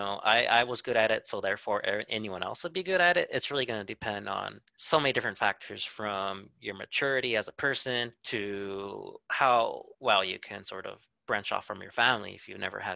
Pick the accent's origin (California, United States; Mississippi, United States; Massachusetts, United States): California, United States; Whittier; I grew up here in Whittier and still currently live here